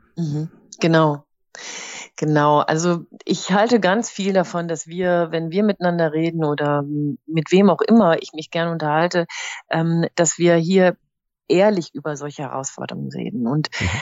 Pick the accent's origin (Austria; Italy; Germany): Germany; Rhineland; now in East Westphalia, Germany; bin ich als Rheinländerin in Ostwestfalen gelandet.